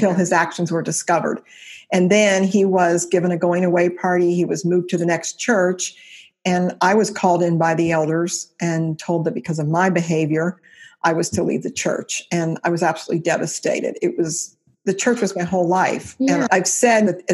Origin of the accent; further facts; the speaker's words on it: Cincinnati, Ohio, United States; It's a church in Cincinnati, Ohio. I was 16 at the time.